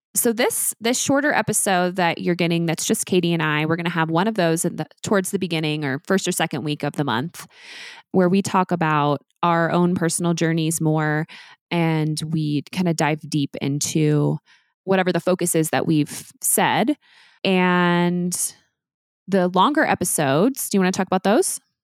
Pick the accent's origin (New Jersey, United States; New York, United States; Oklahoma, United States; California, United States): Oklahoma, United States; I was born in Oklahoma in nineteen eighty-four